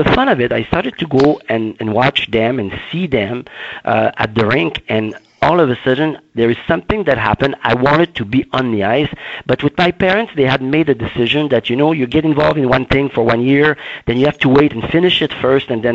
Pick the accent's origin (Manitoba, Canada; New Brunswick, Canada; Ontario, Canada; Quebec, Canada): Quebec, Canada; Baie-Saint-Paul; in my backyard, in my hometown called Baie-Saint-Paul, a very small town.